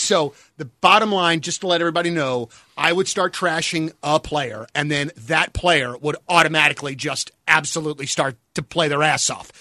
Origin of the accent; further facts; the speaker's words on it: United States; I am American